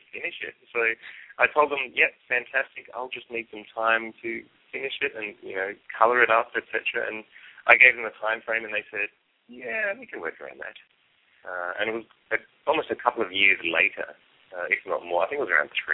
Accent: Australia; I'm an Australian

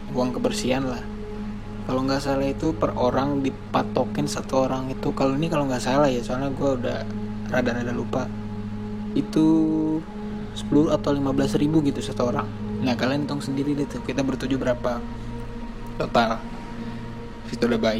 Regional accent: Indonesia; gue bukan orang Portugal gue asli Indonesia

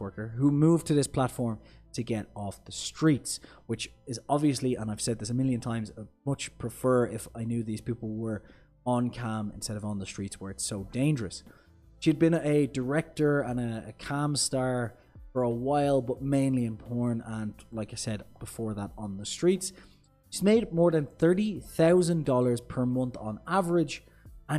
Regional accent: Ireland; I'm Irish

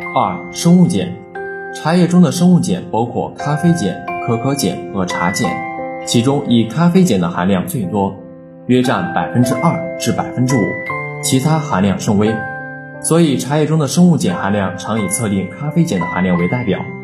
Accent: China; 我们中国人

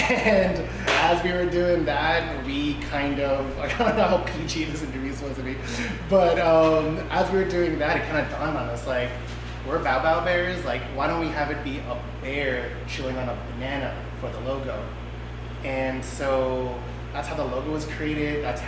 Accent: Philippines; We're both Filipino, but when we were dating, she was thinking AP Mandarin.

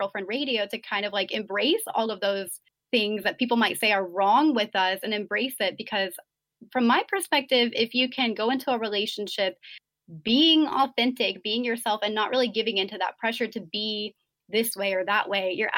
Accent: United States; being American

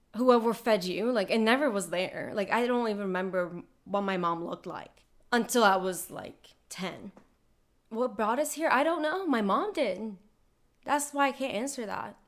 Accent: Lebanon; I was born in Lebanon

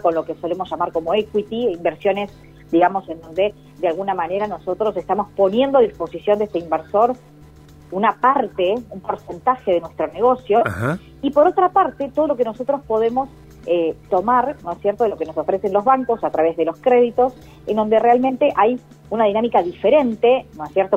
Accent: Argentina

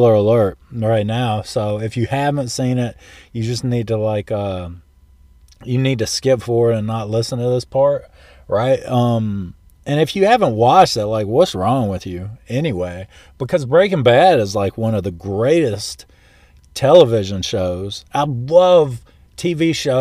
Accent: St. Louis, Missouri, United States; I was born in St. Louis

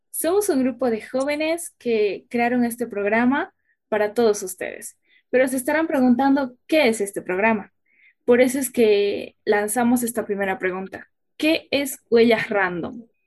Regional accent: Independencia, Cochabamba, Bolivia; yo soy de Cochabamba, más específicamente de Ayopaya, nací en el municipio de Independencia

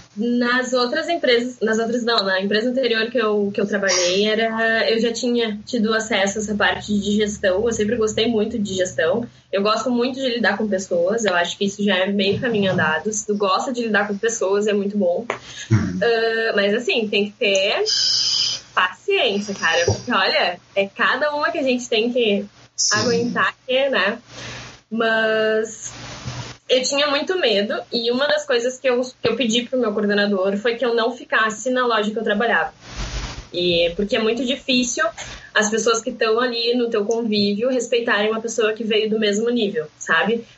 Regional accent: Pinhal, Rio Grande do Sul, Brazil; moved away as an adult; now in Porto Alegre, Brazil; Eu moro em Porto Alegre há seis anos, mas eu sou da praia, né? sou de Pinhal. Então voltei para casa

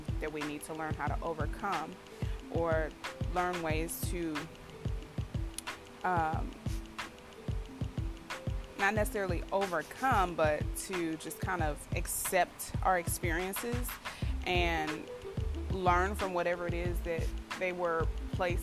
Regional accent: Houston, Texas, United States; Houston, my hometown

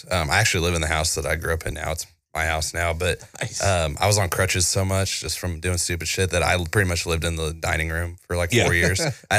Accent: Houston, Texas, United States; I grew up in Houston, and, like, basically Chinatown was pretty rough.

